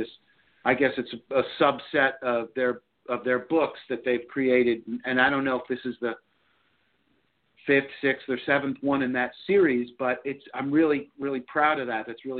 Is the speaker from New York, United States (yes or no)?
yes; New York, United States; I've spent most of my life in the South, though I'm from New York.